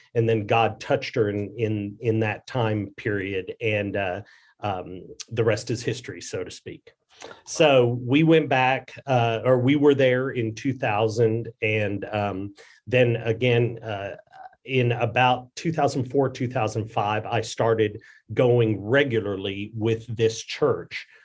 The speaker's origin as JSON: {"language": "English", "country": "United States", "tie": "born or raised there", "said": "I grew up in this country. I am as American as, uh, you know, uh, uh, hot dogs and, and baseball and apple pie"}